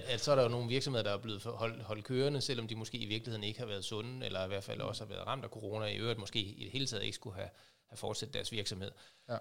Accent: Aabenraa, Southern Denmark, Denmark; kommer, ligesom dig Henrik, fra Åben Rå

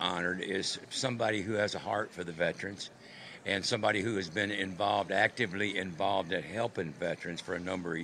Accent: Wilmington, North Carolina, United States; I'm from Wilmington, North Carolina, which is a seaport town

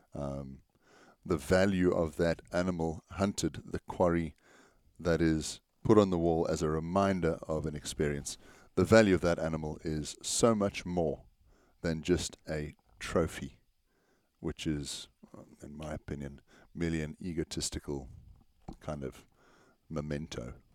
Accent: South Africa; As South African artists

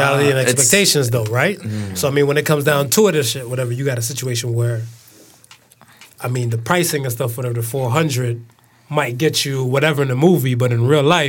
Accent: United States; moved away; I'm American raised

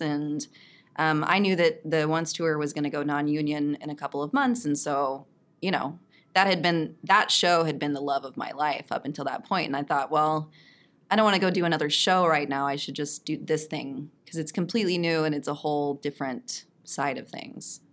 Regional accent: Texas, United States; moved away; I'm from Texas originally.

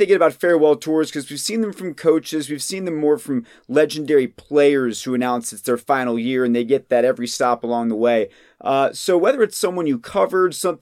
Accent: Atlanta, Georgia, United States; moved away; where I grew up in Atlanta

